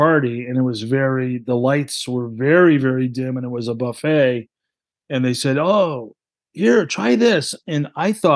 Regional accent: New England, United States; I grew up in New England.

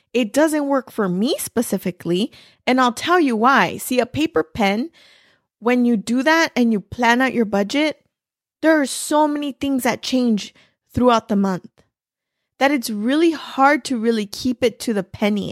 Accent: Los Angeles, California, United States; moved away as an adult; now in Arizona, United States; I was born and raised in East L

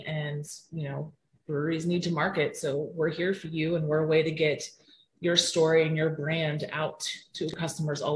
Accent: Pittsburgh, Pennsylvania, United States; I'm from Pittsburgh, Pennsylvania

